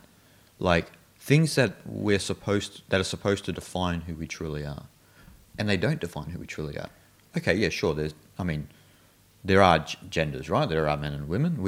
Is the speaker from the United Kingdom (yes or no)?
no; Australia; I'm Australian